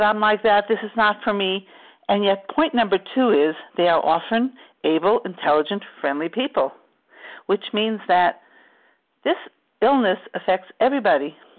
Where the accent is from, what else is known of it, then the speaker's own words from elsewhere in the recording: New York, United States; we grew up in New York